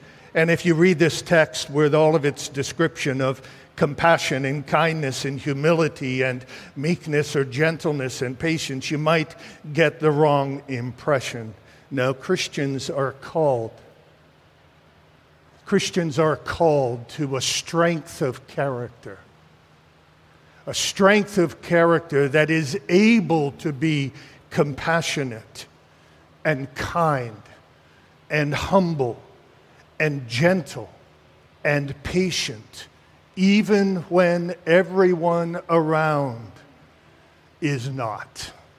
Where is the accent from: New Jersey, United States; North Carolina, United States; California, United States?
New Jersey, United States; also born or lived in New England; now in Philadelphia, United States; You know, I'm from New England and New Jersey.